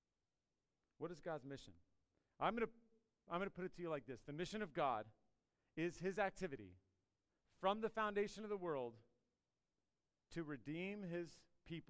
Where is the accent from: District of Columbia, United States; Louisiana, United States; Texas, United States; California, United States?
District of Columbia, United States; Washington; now in Radford, United States; I grew up in the D.C. area, but I have called Radford home for long enough that that's where I'm from. I'm from Radford